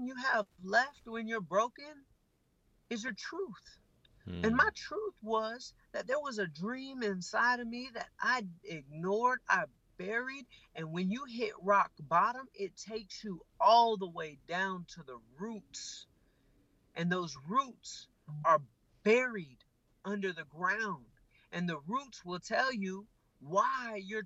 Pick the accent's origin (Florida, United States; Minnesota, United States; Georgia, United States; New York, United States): Georgia, United States; Atlanta; I grew up in Atlanta, and I was in Atlanta, Georgia